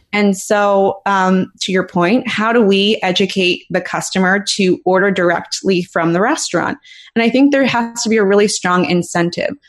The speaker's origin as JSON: {"language": "English", "town": "Philadelphia", "region": "Pennsylvania", "country": "United States", "moved": "yes", "said": "I'm from Philly originally"}